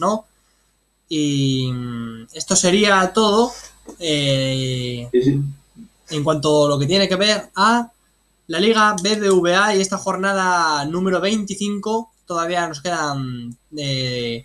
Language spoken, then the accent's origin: Spanish; Spain; nosotros eh, somos de aquí, de España